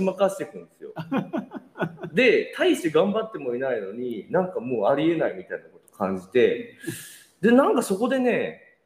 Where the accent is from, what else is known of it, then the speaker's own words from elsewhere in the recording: Nagoya, Aichi, Japan; moved away; 同じ名古屋界隈